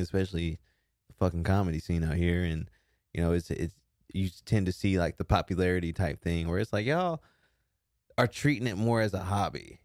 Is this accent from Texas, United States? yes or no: yes; Texas, United States; now in Austin, United States; I'm from Texas